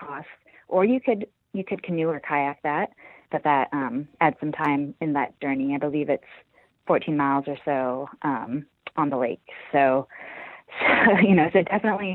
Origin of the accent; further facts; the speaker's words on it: the Northwest, Pacific Northwest, United States; now in Seattle, United States; I grew up in the Northwest